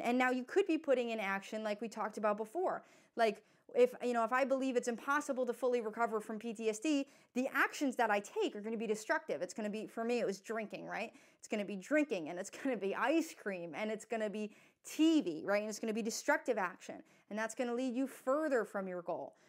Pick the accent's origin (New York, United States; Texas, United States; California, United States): New York, United States; I'm from New York